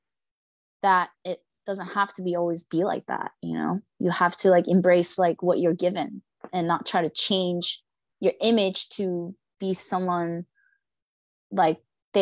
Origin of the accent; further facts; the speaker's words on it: United States; also born or lived in Seoul, South Korea; as a Korean American, it's really interesting, because me growing up in America